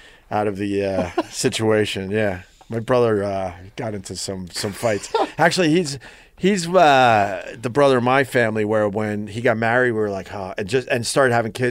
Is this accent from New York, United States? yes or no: yes; Huntington, New York, United States; When I was growing up in Huntington, all those restaurants, it was all bars.